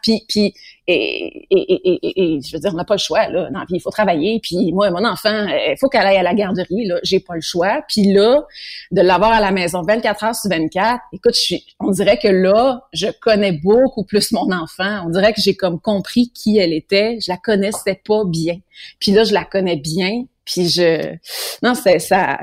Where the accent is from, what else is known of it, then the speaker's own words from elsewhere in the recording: Granby, Quebec, Canada; on a fait un autre chez nous à Granby